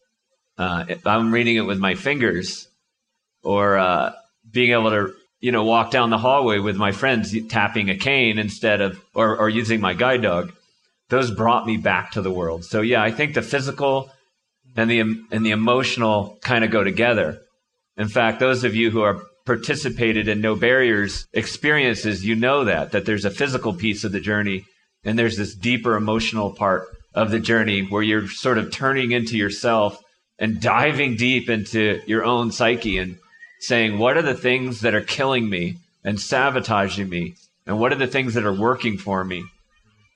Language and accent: English; Connecticut, United States; I grew up in Connecticut